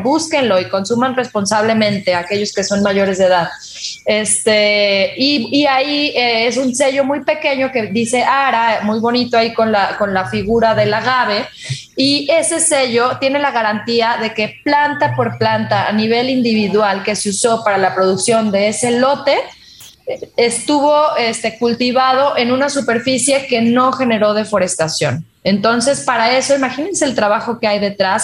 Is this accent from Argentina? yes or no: no; Mexico; en dos, en tres, en cinco estados de nuestro país